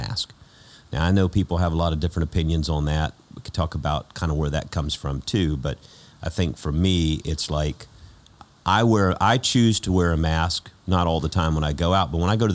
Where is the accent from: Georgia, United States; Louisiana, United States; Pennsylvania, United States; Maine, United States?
Georgia, United States; everything we say in Georgia is what everybody says